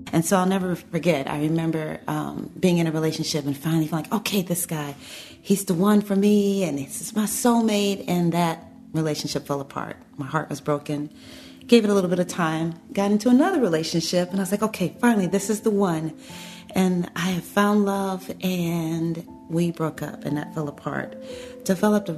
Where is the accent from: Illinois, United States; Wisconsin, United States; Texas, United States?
Illinois, United States; Chicago; growing up in the south side of Chicago, normal family, growing up in the inner city